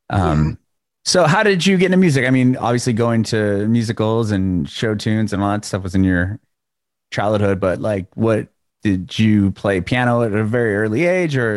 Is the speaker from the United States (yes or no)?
yes; San Diego, California, United States; Yeah, I'm from San Diego